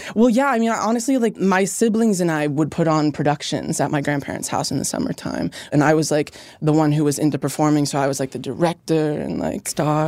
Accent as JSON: {"language": "English", "region": "Pennsylvania", "country": "United States", "tie": "born or raised there", "said": "growing up in Pennsylvania"}